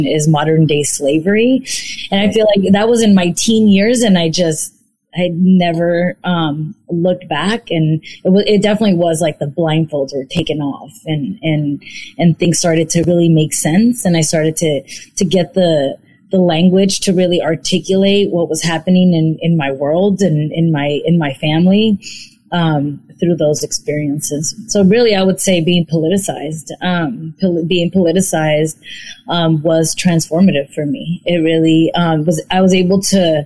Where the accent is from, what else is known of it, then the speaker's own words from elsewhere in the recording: San Francisco, California, United States; I'm from San Francisco, California. I grew up in the Mission District